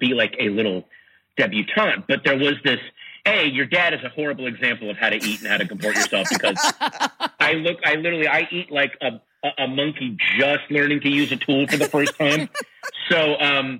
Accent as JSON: {"language": "English", "town": "Sterling", "region": "Virginia", "country": "United States", "tie": "born or raised there", "said": "I grew up in Sterling, Virginia"}